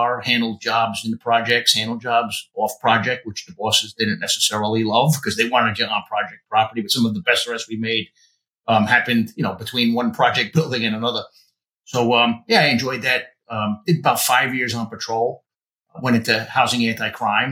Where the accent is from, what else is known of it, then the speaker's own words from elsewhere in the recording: Yonkers, New York, United States; also born or lived in Bronx, New York; I was raised in Yonkers, not far from the Bronx border. Mostly spent most of my time in the Bronx and Yonkers